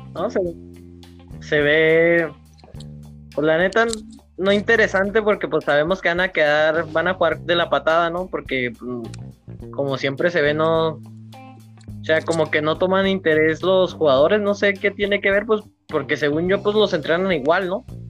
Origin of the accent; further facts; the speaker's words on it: Mexico; como mexicanos